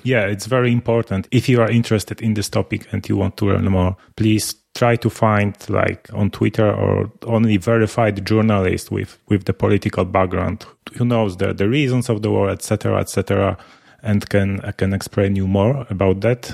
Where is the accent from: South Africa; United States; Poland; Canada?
Poland; we, we are both from Poland